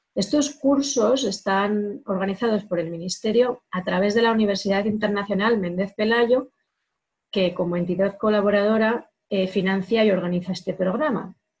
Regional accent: Soria, Castile and León, Spain; moved away; una chica soriana de mi tierra

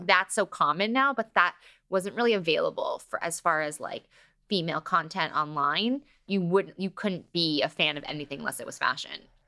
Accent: Los Angeles, California, United States; growing up in L A gives you a new layer of confidence

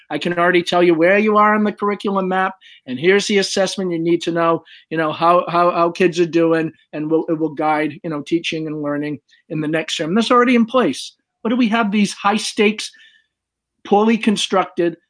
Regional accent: Swansea, Massachusetts, United States; I'm from Swansea, Massachusetts

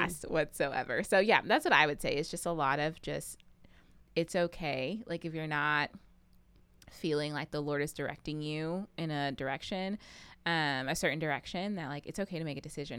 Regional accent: Pflugerville, Texas, United States; moved away; also born or lived in Tennessee; I am originally from Pflugerville, Texas

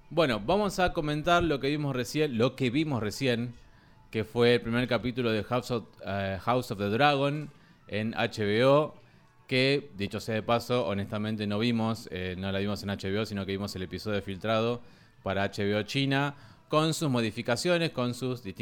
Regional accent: Spain; Somos españoles, nos apetece un pincho de tortillas.

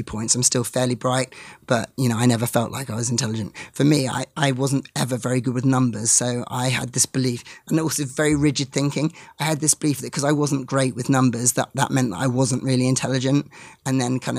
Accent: England, United Kingdom; As an English person

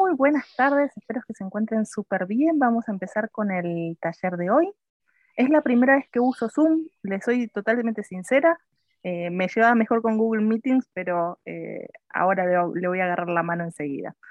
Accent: Argentina; moved away as an adult; soy argentina, pero me fui de Argentina hace como 10, 11 años

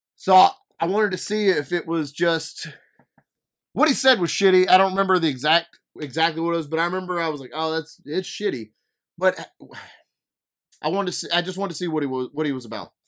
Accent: Louisiana, United States; I'm an idiot from Louisiana

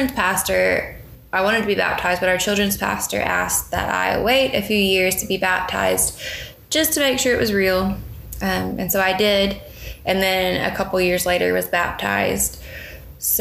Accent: Meridian, Mississippi, United States; I was born in Meridian, Mississippi.

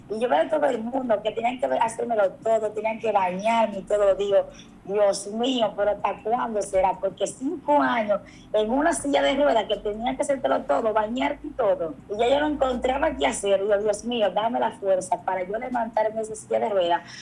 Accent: María Trinidad Sánchez, Dominican Republic; Yo es una joven de 28 años de edad, de aquí, de la provincia de María Trinidad Sánchez

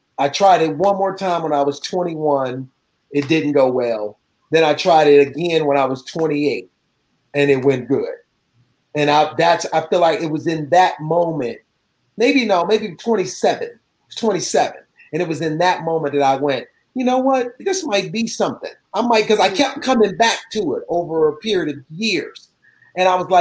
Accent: Cleveland, Ohio, United States; moved away as an adult; now in Los Angeles, United States; I grew up in Cleveland, Ohio

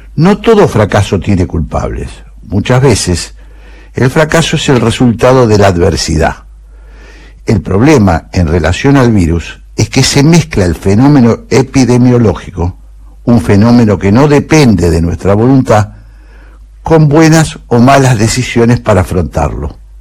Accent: San Juan, Argentina; Yo nací en San Juan. En mi provincia

